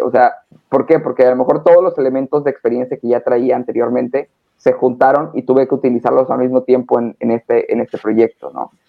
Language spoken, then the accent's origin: Spanish; Hermosillo, Sonora, Mexico; now in Cancún, Mexico; Soy norteño, soy de México, pero soy de Sonora, de Hermosillo